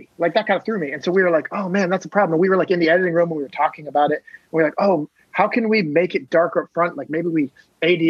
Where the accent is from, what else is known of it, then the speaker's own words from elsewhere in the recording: Maine, United States; moved away; I grew up in this tiny town in Maine, near Canada on the ocean